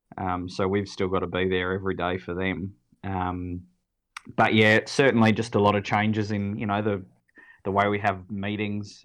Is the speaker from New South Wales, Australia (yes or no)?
yes; Sydney, New South Wales, Australia; now in Adelaide, Australia; I grew up in Sydney, so for me that local zoo was was Taronga. Um, I lived on the northern beaches